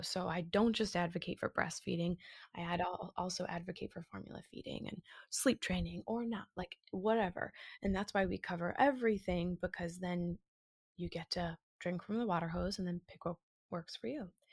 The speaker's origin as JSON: {"language": "English", "area": "just south of Boston", "region": "Massachusetts", "country": "United States", "moved": "yes", "lives_now": "New York, United States", "said": "I live in a story in New York at the moment, but I'm originally from Massachusetts, just south of Boston, north of Providence"}